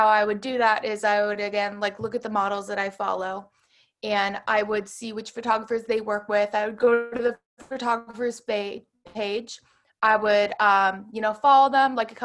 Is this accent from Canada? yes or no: no; Pittsburgh, Pennsylvania, United States; moved away as an adult; now in Brooklyn, United States; one of my very close friends that I grew up with in Pittsburgh